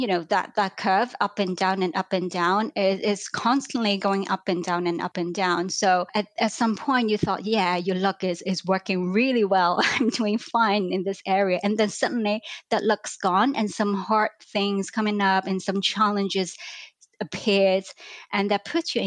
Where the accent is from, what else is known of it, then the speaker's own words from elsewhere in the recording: Hong Kong; moved away as an adult; also born or lived in London, United Kingdom; I grew up in Hong Kong.